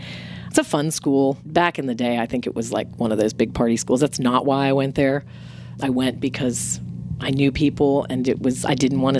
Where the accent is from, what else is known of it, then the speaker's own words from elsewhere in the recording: Greenville, United States; I went to a public high school. I didn't know there was such a thing as a private school because I went to Greenville High School